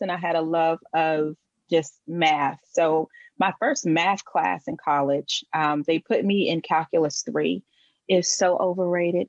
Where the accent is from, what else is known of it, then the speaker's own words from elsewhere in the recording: Washington, District of Columbia, United States; I was born and raised in Washington, D.C.